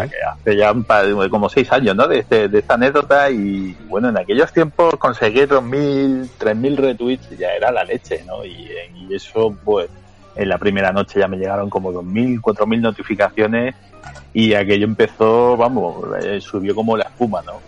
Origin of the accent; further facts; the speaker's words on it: Granada, Andalusia, Spain; yo, en realidad soy un granadino malafollado ¿sabes? Como decimos por aquí